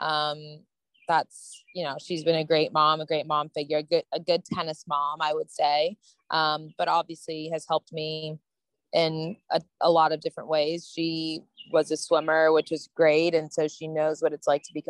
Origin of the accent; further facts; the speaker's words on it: United States; being an American playing at the US Open